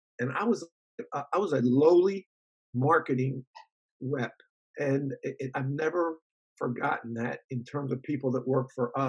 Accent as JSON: {"language": "English", "town": "Philadelphia", "region": "Pennsylvania", "country": "United States", "tie": "born or raised there", "said": "I grew up in Philly, and my parents didn't go to college."}